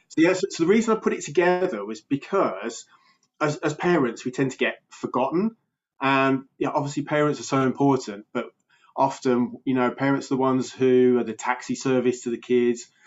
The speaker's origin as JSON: {"language": "English", "town": "Birmingham", "region": "West Midlands", "country": "United Kingdom", "accent": "Birmingham", "said": "I'm from uh, England in the UK. Uh, I'm actually in Birmingham, which is um, Britain's second biggest city. Um, so about two hours from London. So yeah, so I've got a bit of a Birmingham accent"}